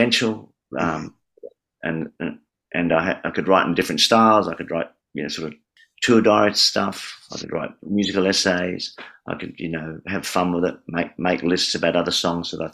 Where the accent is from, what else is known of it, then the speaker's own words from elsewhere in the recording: Adelaide, South Australia, Australia; now in Melbourne, Australia; Adelaide, an A song, my hometown